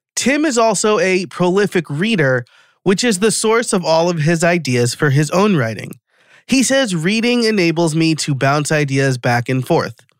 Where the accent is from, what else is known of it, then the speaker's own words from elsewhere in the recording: New York, United States; now in West Chester, United States; I live in Westchester, Pennsylvania now, so I'm from New York originally